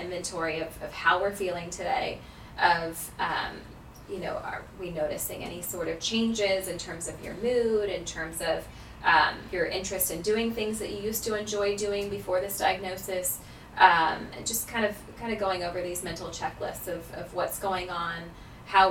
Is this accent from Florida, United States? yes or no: yes; Jacksonville, Florida, United States; I am actually born and raised in Jacksonville